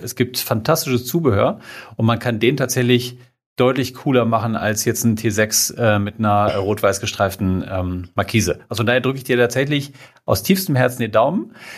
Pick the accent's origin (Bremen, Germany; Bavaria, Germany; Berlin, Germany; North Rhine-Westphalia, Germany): North Rhine-Westphalia, Germany; Minden; Ich komme aus dem fantastischen Minden in Westfalen.